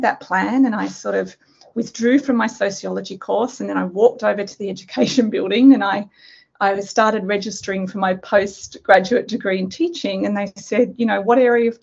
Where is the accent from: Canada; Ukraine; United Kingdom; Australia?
Australia; moved away as an adult; also born or lived in Sydney, Australia; now in Nanjing, China; I'm Australian.